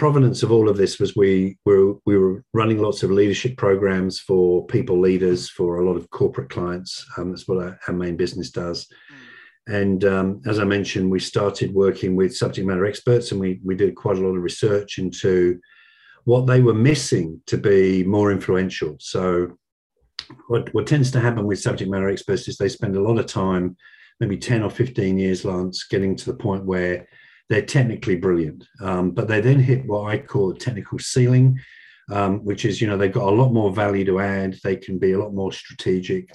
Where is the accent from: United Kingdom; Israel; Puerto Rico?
United Kingdom; now in Sydney, Australia; I was born in Britain, so I was used to, you know, rain, dark days for, you know, 11 and a half months of the year